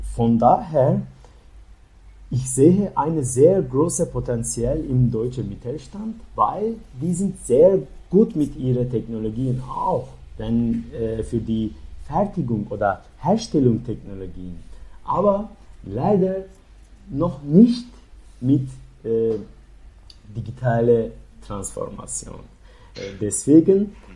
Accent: Turkey; German is a second language; moved away as an adult; also born or lived in Leipzig, Germany; now in Berlin, Germany; ich komme aus der Türkei

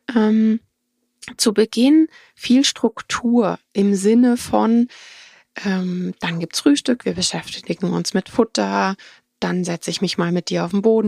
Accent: Germany; bei uns in Deutschland

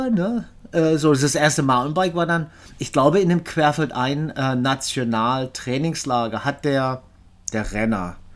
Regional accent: Freiburg, Baden-Württemberg, Germany; dann in Deutschland tausendmal umgezogen, weil mein Vater war Küchenchef. Äh, aber man kann mich doch als Freiburger irgendwie, ja, beschimpfen, sozusagen.

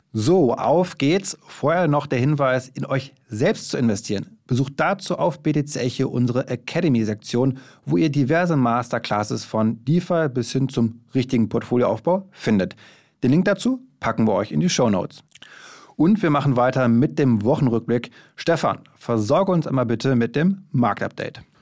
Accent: Berlin, Germany; Wir Berliner sind ja keine Jecken

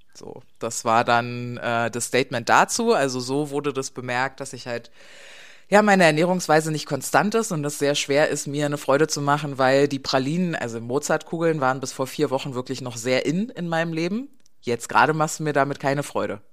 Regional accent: East Germany, Germany; Ich bin ja, bin ja eine Ostdeutsche, nicht wirklich, ich bin nach der Wende geboren, aber halt im Osten Deutschlands

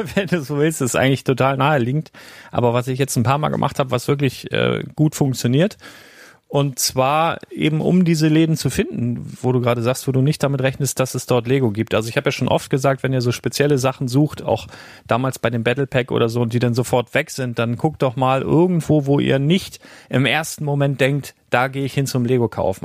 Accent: Germany; bei uns in Deutschland

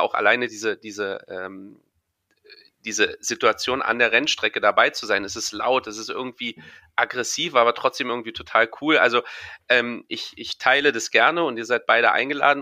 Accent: Berlin, Germany; für mich äh, als Berliner

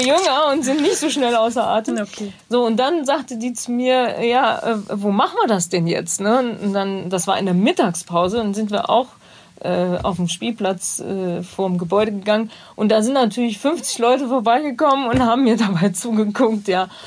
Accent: Bad Neuenahr, Rhineland-Palatinate, Germany; moved away; ich komme ja aus Bad Neuenahr

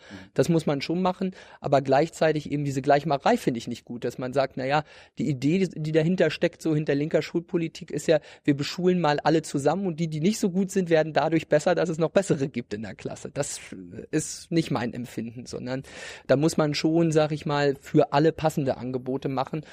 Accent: Ueckermünde, Mecklenburg-Vorpommern, Germany; also born or lived in Greifswald; Ich habe Abi gemacht 2011, genau. Ja in Öckermünde. Also ich komme sozusagen ganz aus dem Osten von Mecklenburg-Vorpommern, vom Stettiner Haff

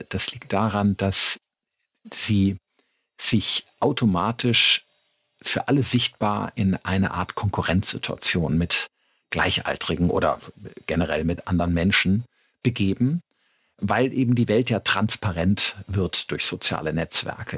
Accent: Middle Rhine, foot of the Westerwald, Rhineland-Palatinate, Germany; moved away as an adult; now in Regensburg, Germany; Ich komme aus dem Mittelrhein, äh, am Fuße des schönen Westerwaldes und äh, bin dort aufgewachsen

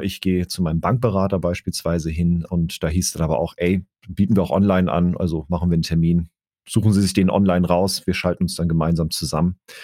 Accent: Baden-Württemberg, Germany; moved away; in meine alte Heimat nach Baden-Württemberg

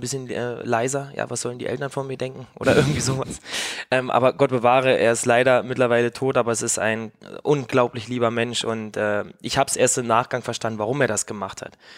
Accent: East Germany, Germany; ich komme halt auch aus dem Osten

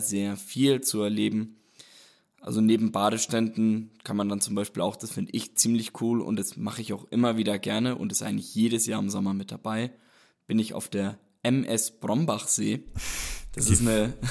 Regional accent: Roth, Bavaria, Germany; Ich komme aus Rot. Das ist halt auch gleich beim Rotsee, ist ja einer der sieben Seen. Und habe eigentlich, war sehr oft an den Seen, habe da mein Leben eigentlich verbracht. Bin dort groß geworden

